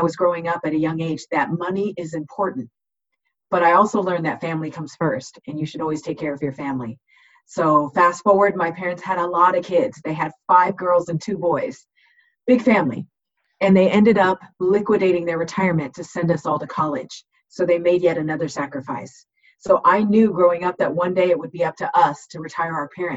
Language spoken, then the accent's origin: English; Southern California, United States; I was born and raised in Southern California